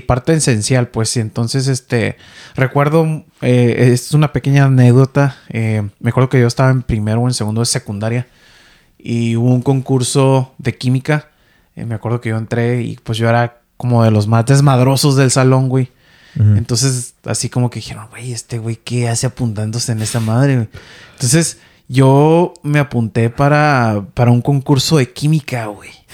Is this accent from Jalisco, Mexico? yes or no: no; Ensenada, Baja California, Mexico; moved away as an adult; now in Vancouver, Canada; yo soy de Ensenada, Baja California, ¿no? De allá del norte, norte, oeste de México